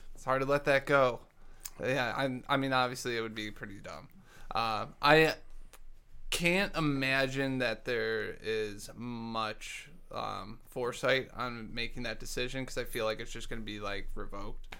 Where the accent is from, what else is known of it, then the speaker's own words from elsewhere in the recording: Dearborn, Michigan, United States; moved away; I grew up in Dearborn